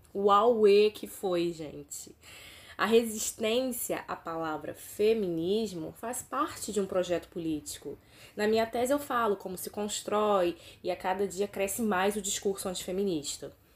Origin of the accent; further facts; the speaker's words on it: São Pedro da Aldeia, Rio de Janeiro, Brazil; moved away; also born or lived in Cabo Frio; eu sou cabo friense, fui criada em São Pedro Aldeia, alô região dos lagos.